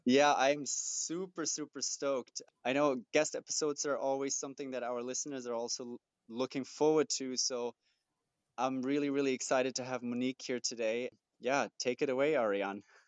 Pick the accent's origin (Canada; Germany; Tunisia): Germany; moved away; I grew up in Germany, and especially growing up in Germany as as a guy